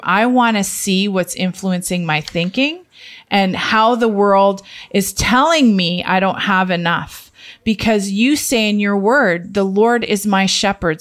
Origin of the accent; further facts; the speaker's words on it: Canada; the Canadian family